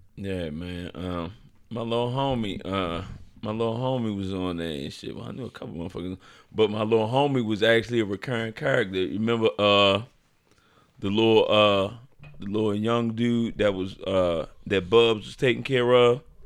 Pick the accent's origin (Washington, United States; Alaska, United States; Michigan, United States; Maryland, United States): Maryland, United States; Baltimore; now in Atlanta, United States; I'm from a neighborhood, too. I'm from Midway.